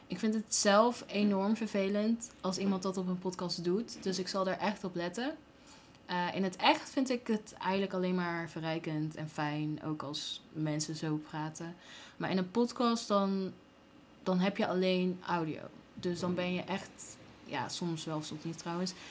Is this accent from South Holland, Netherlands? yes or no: no; Gilze, North Brabant, Netherlands; also born or lived in Tilburg; Ehm, ik ben geboren in Tilburg, opgegroeid in Gilze. Naar school geweest, naar de middelbare school in Breda. Eh, daarna ben ik naar de Erasmus Universiteit gegaan in Rotterdam. En ik heb een Den Haagse vriend. Dus mijn accent komt echt overal vandaan.